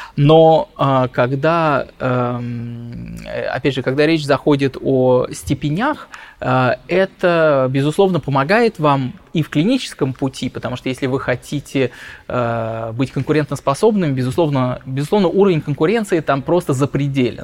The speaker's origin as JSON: {"language": "Russian", "country": "Russia", "also_born_or_lived": "London", "moved": "yes", "said": "я из России"}